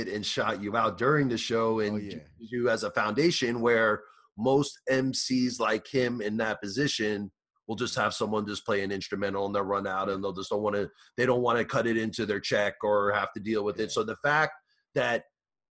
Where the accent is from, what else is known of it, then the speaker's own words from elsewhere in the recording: New York, United States; moved away; I'm from New York originally